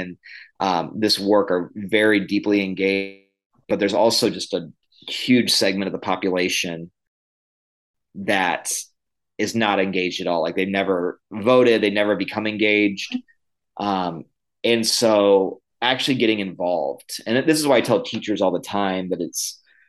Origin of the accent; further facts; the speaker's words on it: Illinois, United States; moved away; also born or lived in the South (US) / Costa Rica / Greenville, South Carolina; I was born in the South. I grew up in the Midwest in Illinois, and then I came back to the South.